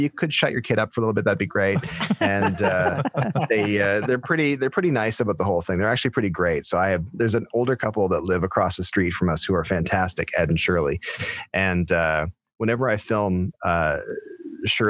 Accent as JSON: {"language": "English", "town": "Stratford", "region": "Ontario", "country": "Canada", "tie": "born or raised there", "said": "I was born and raised in Stratford"}